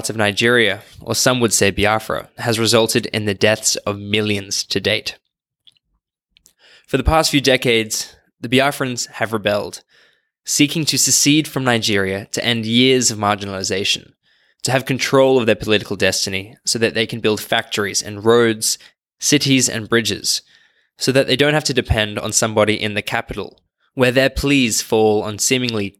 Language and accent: English; Australia; I'm from Australia